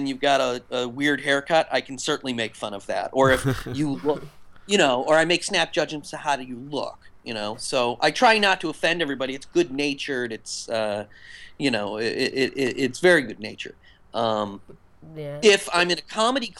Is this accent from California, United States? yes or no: no; Western Massachusetts, United States; I grew up in Western Massachusetts